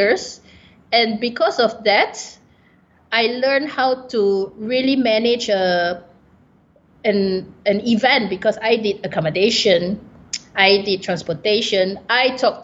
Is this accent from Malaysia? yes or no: yes; Malaysia; I'm a Malaysian